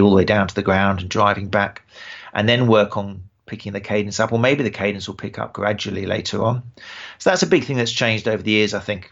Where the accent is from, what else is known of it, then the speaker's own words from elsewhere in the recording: Brighton, South East England, United Kingdom; accent: British; my hometown, Brighton